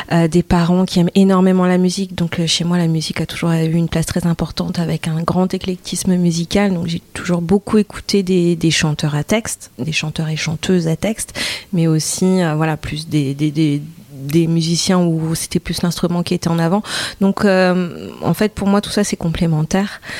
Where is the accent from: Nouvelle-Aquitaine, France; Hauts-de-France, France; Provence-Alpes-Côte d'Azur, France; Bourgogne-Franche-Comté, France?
Hauts-de-France, France; Douai; du côté de, euh, de Douai, euh, ouais, entre Douai et Arleux. Donc on peut dire l'Arlesie ou le Douaisie